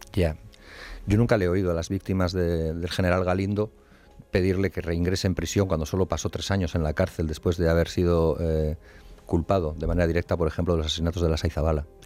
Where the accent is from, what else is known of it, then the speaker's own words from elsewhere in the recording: Basque Country, Spain; yo nací en Euskal Herria y vivo en Euskal Herria